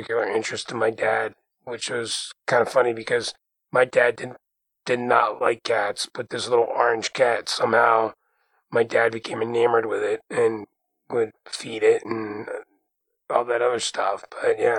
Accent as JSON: {"language": "English", "area": "Jersey Shore", "region": "New Jersey", "country": "United States", "tie": "born or raised there", "said": "growing up on the Jersey Shore with a parrot"}